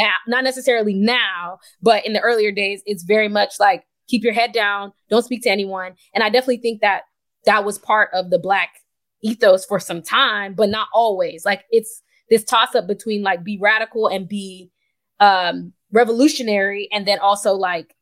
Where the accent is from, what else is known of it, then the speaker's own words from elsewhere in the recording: Nigeria; I'm Nigerian